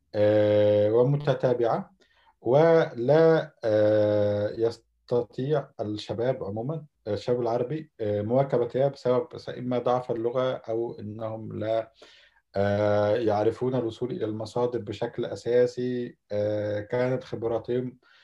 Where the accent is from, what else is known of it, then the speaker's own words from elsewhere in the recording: Alexandria, Alexandria Governorate, Egypt; moved away as an adult; now in Istanbul, Turkey; مصري من مواليد الاسكندريه